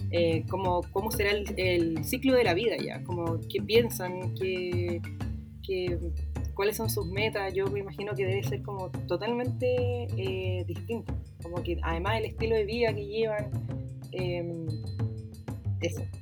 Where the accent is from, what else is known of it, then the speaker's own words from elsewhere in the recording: Viña del Mar, Valparaíso, Chile; soy de Viña, toda la vida he sido de acá.